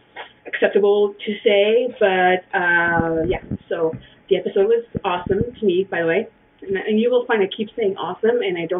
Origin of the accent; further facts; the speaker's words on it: Montreal, Quebec, Canada; I'm from Montreal.